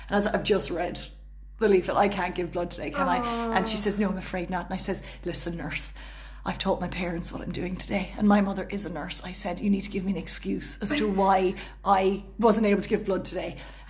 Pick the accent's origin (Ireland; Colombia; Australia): Ireland; Cork, Munster; accent: Cork; moved away; a proud Cork woman myself.